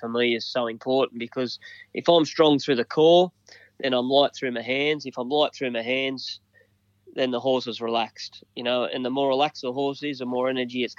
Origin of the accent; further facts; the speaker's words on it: Dunedoo, New South Wales, Australia; I grew up in Dunny Doo on a farm.